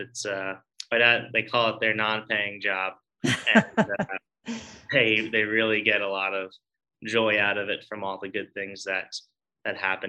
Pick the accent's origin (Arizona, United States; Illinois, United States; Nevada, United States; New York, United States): New York, United States; Long Island; I'm originally from Long Island